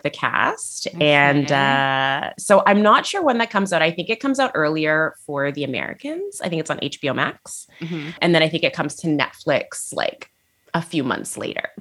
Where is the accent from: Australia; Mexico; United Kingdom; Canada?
Canada; Niagara, Ontario; also born or lived in Toronto; my hometown in Niagara.